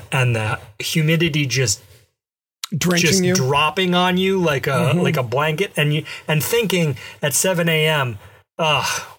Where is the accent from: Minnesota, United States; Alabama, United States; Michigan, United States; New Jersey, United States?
Alabama, United States; Mobile; moved away; I grew up in Alabama